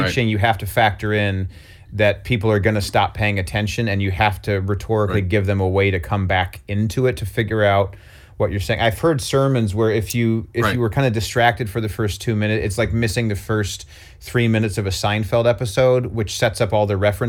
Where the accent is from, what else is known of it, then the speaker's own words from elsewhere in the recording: Utah, United States; I grew up in Utah in the mid 80s.